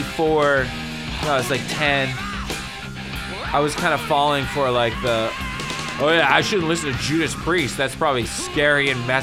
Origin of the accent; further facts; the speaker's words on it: Bethesda, Maryland, United States; I'm from Bethesda, darn it.